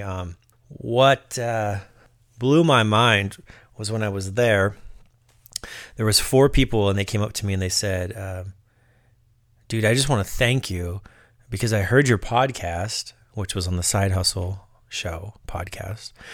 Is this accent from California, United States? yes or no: yes; Southern California, United States; I'm a dude from Southern California